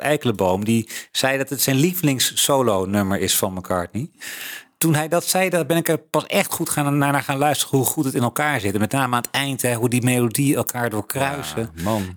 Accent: Netherlands; wij als Nederlanders

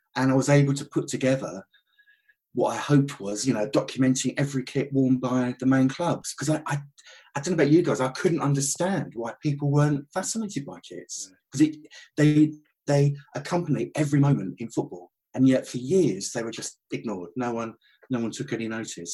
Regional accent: Southend-on-Sea, East of England, United Kingdom; Southend were my local side

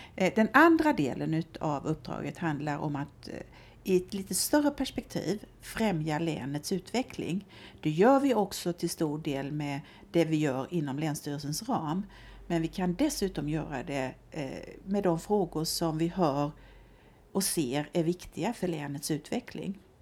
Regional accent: southern Småland, Sweden; now in Örebro, Sweden; jag är smålänning, eh, det brukar jag ju få förklara här uppe eh, eftersom jag har önskat mig hit till Örebro eh, men inte kommer härifrån ursprungligen utan är född på en bondgård i södra Småland.

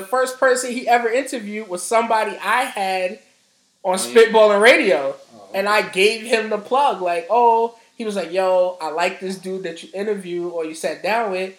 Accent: New York City, New York, United States; I'm from Harlem.

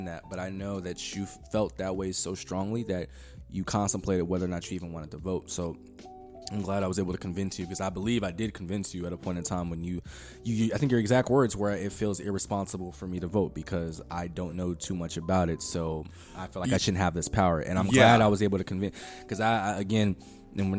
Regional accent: United States

